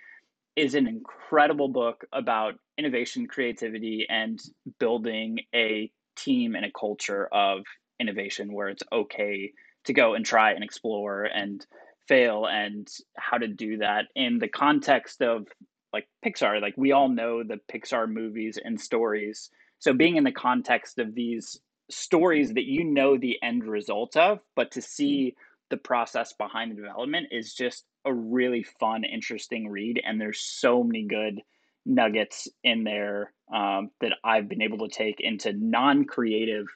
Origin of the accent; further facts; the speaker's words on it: Florida, United States; now in Texas, United States; I'm from Florida and living in Texas now